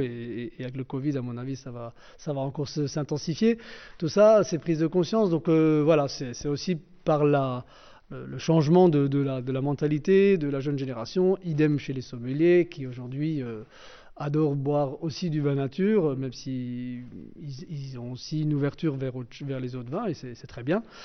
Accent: Alsace, France; on est combien d'Alsaciens

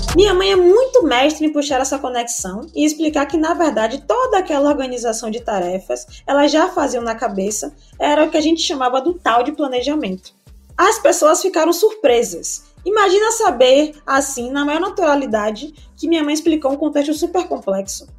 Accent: Salvador, Bahia, Brazil; Nascida e criada no Velho da Federação, que é um bairro periférico daqui de Salvador, Bahia

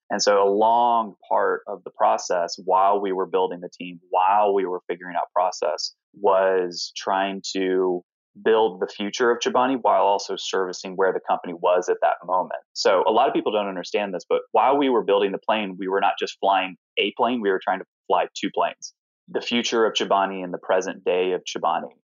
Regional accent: Alpharetta, Georgia, United States; also born or lived in Knoxville, Tennessee; now in New York, United States; I was born in Knoxville, Tennessee, and grew up in a small town called Alpharetta, Georgia

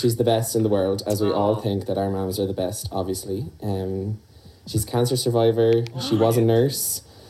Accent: Waterford, Munster, Ireland; because we're from Waterford.

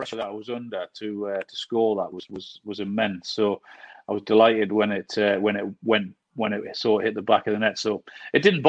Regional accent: Newcastle upon Tyne, North East England, United Kingdom; accent: Geordie; I'm a Geordie. I was born and bred in Newcastle and brought up in Gosforth

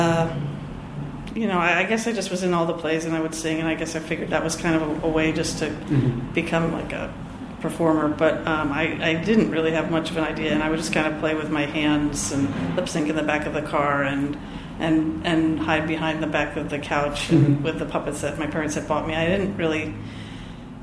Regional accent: outside of Philadelphia, New Jersey, United States; I grew up outside of Philadelphia, New Jersey

